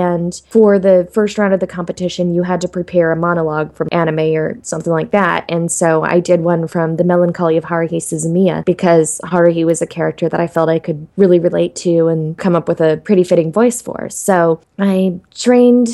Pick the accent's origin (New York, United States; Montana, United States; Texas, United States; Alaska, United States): Alaska, United States; moved away; I grew up in Alaska